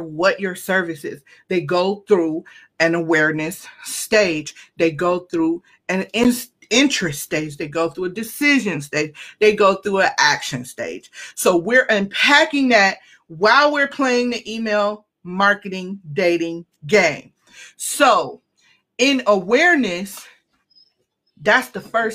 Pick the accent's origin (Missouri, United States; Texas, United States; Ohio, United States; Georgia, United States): Ohio, United States; Cleveland; I'm from Cleveland